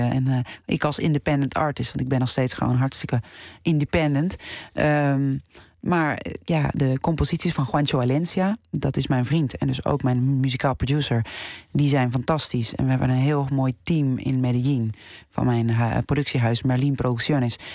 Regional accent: Netherlands; dat je als Nederlandse ja, genomineerd wordt.

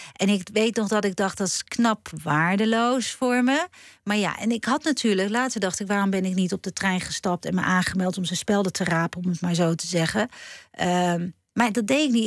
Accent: Schiedam, South Holland, Netherlands; kom ik uit Schiedam

